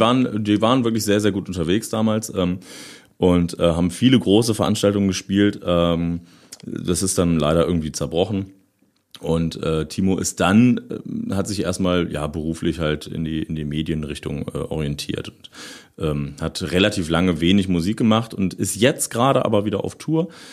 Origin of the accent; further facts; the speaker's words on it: Osterode am Harz, Lower Saxony, Germany; Ich bin äh, in Osterode geboren, aber dann so, so äh, zwei, drei Kilometer außerhalb irgendwie aufgewachsen